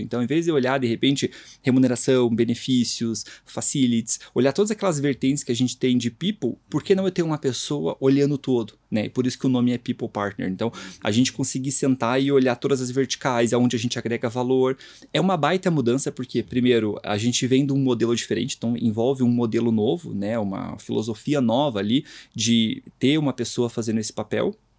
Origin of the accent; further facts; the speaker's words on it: Curitiba, Paraná, Brazil; Sou de Curitiba